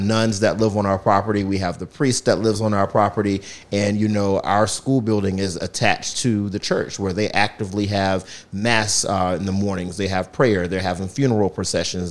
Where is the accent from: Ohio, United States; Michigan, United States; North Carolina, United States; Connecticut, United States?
North Carolina, United States; southeastern; moved away as an adult; also born or lived in Charlotte, North Carolina; now in Philadelphia, United States; So, I'm from North Carolina. I was born and raised in the southeastern part of the state